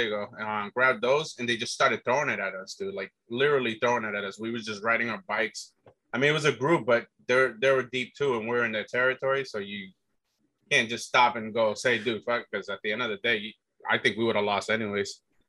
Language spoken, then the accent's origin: English; United States; born there; first language English; was half Puerto Rican and born in the U.S. And yeah, man, mostly English was, you know, like I said, my first language